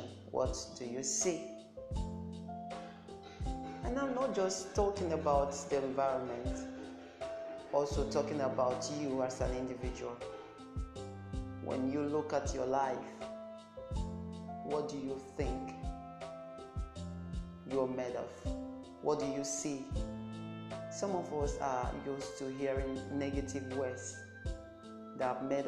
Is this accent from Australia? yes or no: no; Nigeria; I'm from Nigeria